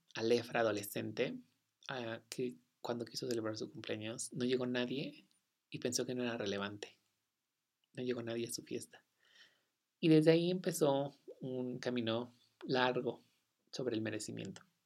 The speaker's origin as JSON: {"language": "Spanish", "region": "Sonora", "country": "Mexico", "said": "en Sonora, de donde yo soy"}